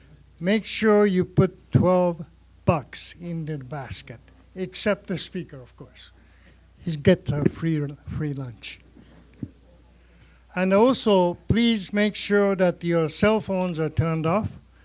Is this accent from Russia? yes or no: no; Japan; accent: Japanese; English is a second language; now in Canada; Sorry about my Japanese accent.